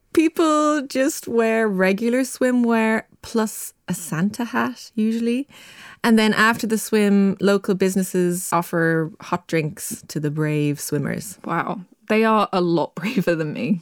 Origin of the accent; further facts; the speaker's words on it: Ireland; moved away; my home country, Ireland.